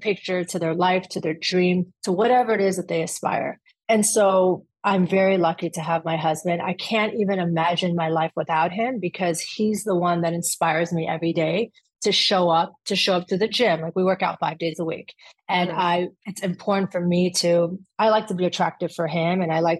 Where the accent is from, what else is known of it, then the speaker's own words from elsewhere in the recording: Afghanistan; And I'm proud to say that I'm from Afghanistan.